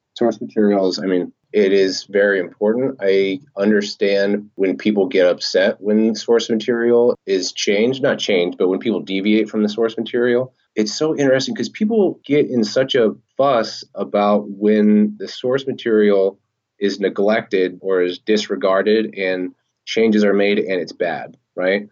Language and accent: English; Oregon, United States; moved away; I'm originally from Oregon